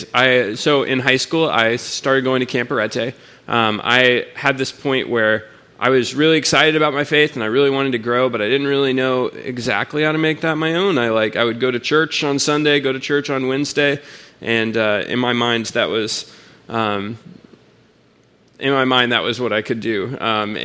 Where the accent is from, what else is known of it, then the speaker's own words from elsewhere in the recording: Houston, Texas, United States; I'm from Houston.